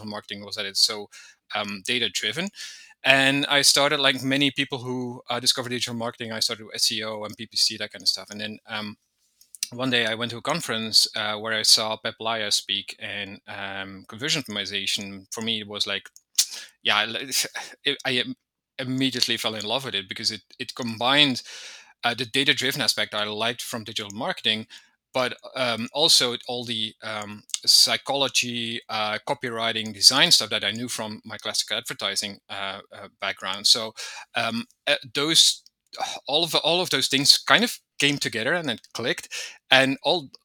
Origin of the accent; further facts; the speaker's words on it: Belgium; moved away as an adult; also born or lived in Malta / Portugal; now in Spain; I'm originally from Belgium. I lived there for a long time as well.